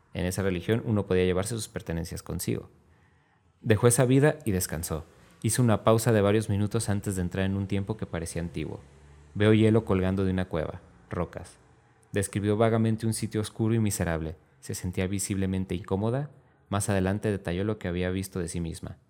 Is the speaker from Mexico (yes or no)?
yes; Mexico; así somos mexicanos